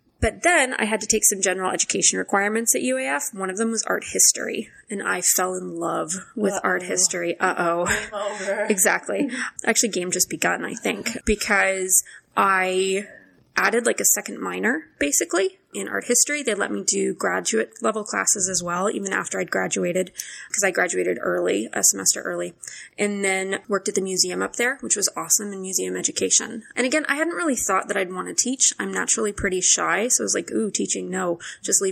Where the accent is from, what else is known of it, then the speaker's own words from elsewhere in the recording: Soldotna, Alaska, United States; also born or lived in St Andrews, Scotland; now in Anchorage, United States; I was born in Anchorage, so I'm from here. Grew up in Soldotna.